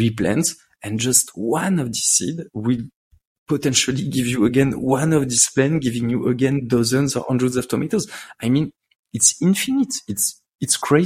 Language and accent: English; Paris, Île-de-France, France; I grew up in Paris.